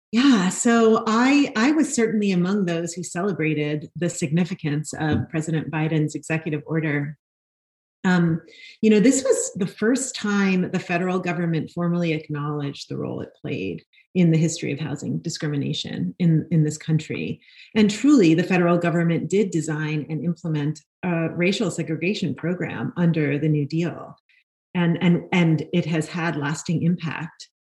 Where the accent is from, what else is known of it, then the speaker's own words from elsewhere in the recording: New York City, New York, United States; I grew up in Brooklyn, New York, and I am a fourth generation New Yorker